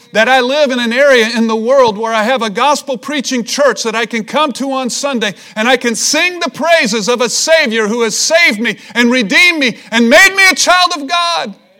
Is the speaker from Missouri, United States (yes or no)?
yes; Missouri, United States; I'm from Missouri. It's the show me state.